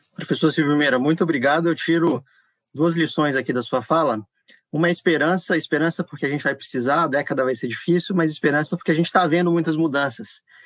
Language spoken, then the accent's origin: Portuguese; Natal, Rio Grande do Norte, Brazil; eu cresci em Natal, me formei no FRN, então tô, tô acostumado a falar simbora também